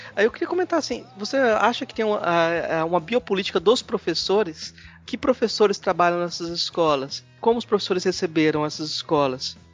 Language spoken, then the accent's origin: Portuguese; Goiás, Brazil; eu como goiano